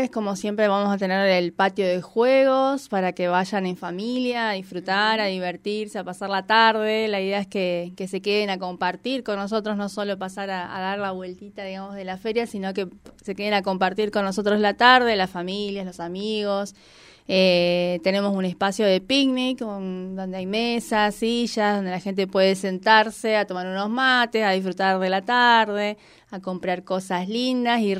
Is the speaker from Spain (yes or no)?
no; Patagonia, Argentina; estamos bueno, somos patagónicos.